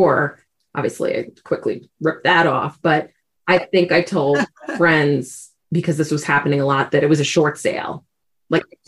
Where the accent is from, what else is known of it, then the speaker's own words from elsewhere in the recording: New York City, New York, United States; accent: New York; moved away as an adult; now in Colorado, United States; I grew up in New York City, so every once in a while, you'll definitely hear a little New York accent going in there. I've lived out in Colorado for 17 years, but still haven't lost some of that accent.